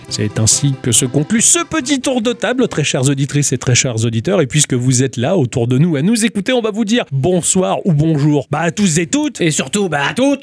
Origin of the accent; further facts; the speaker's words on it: Ch'ti, Hauts-de-France, France; je suis ch'ti